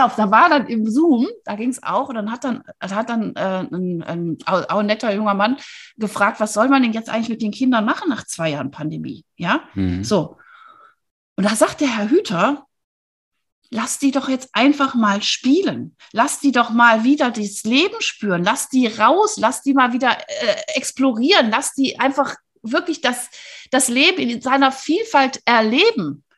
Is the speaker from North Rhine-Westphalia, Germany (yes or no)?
yes; Wuppertal, North Rhine-Westphalia, Germany; now in Freiburg, Germany; ich bin in Wuppertal geboren, was auch ganz hübsch ist